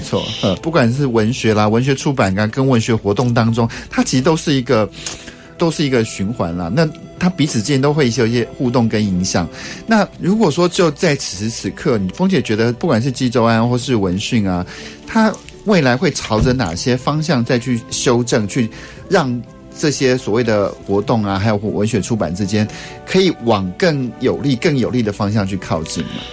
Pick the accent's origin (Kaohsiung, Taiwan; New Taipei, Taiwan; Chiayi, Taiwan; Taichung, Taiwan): Taichung, Taiwan; 我们台中人